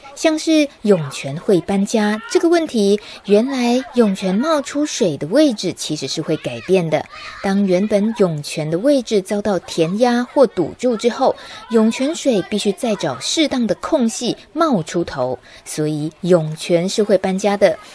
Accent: Shiding, New Taipei, Taiwan; 我们家乡在石碘

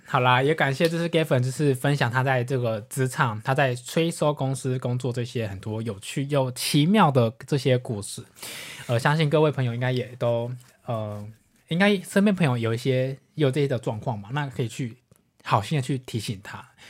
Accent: Taiwan; 我们来自台湾

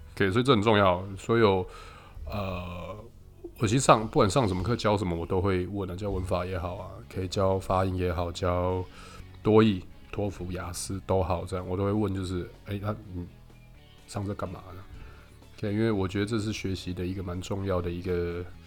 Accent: Taiwan; 我们台湾学的是美语嘛，所以我们的口音其实都是

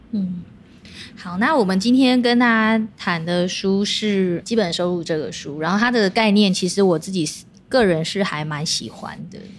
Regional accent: Taiwan; 我们台湾人

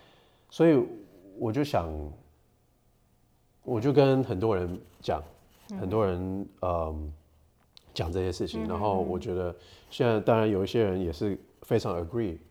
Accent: United States; also born or lived in Taiwan; 我是在美国长大的，

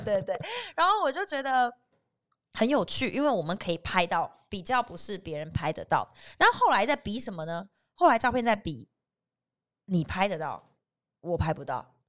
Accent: southern Taiwan, Taiwan; 因为我是南部人嘛

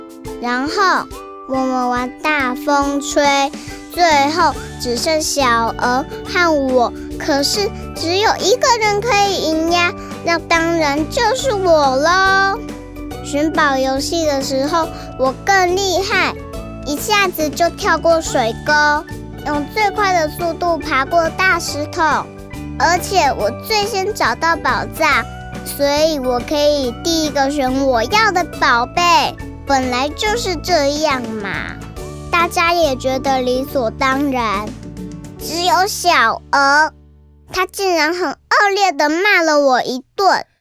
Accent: Taipei, Taiwan; 我来自台北。

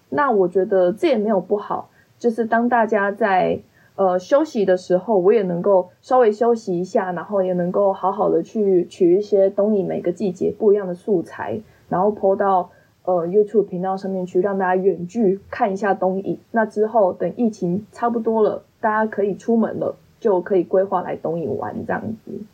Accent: Kaohsiung, Taiwan; moved away as an adult; now in Dongyin, Taiwan; 因为我是高雄人

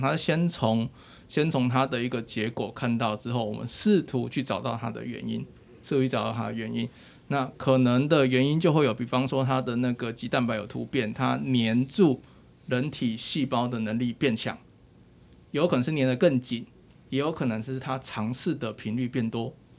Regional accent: Taiwan; 我们都是台湾人

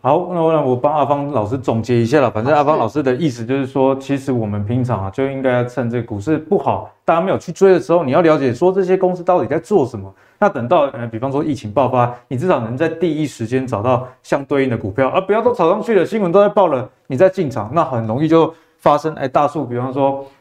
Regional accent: Taiwan; 我们台湾人

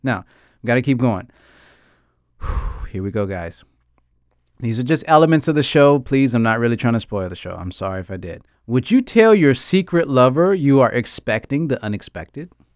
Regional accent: United States; I grew up in America

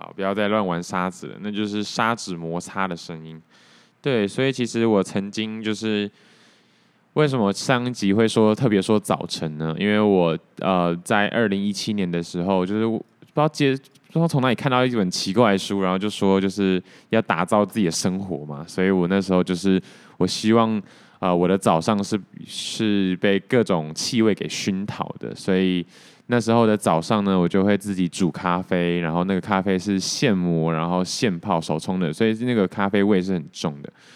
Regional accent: Taoyuan, Taiwan; now in Taipei, Taiwan; 我桃园人啊

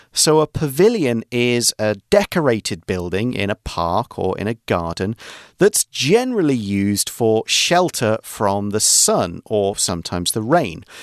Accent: Nottingham, East Midlands, United Kingdom; moved away; I come from Nottingham, a city in central England

